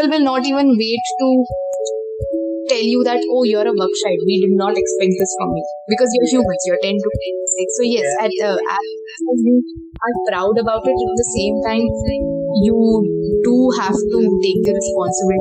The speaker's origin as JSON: {"language": "English", "region": "Karnataka", "country": "India", "said": "I am coming from Karnataka"}